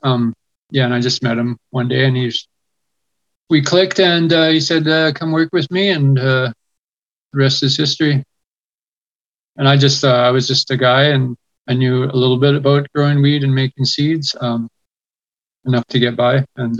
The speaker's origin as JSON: {"language": "English", "area": "West Coast", "region": "British Columbia", "country": "Canada", "tie": "born or raised there", "said": "I grew up on the West Coast"}